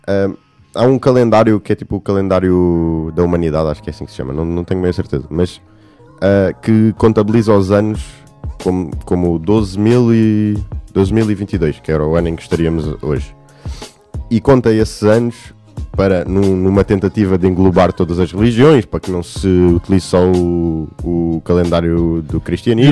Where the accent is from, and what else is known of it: Portugal